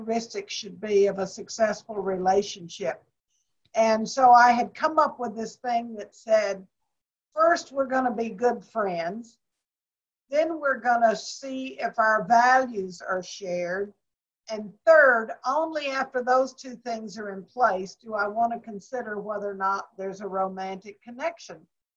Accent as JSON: {"language": "English", "town": "Waco", "region": "Texas", "country": "United States", "tie": "born or raised there", "also_born_or_lived": "Washington, D.C.", "moved": "as an adult", "said": "I was born and raised in Waco, Texas"}